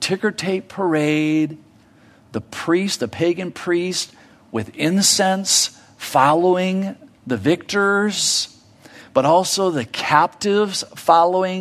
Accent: United States; me as an American

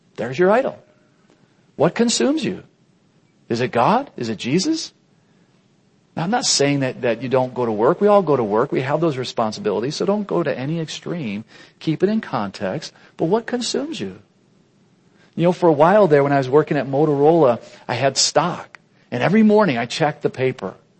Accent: United States

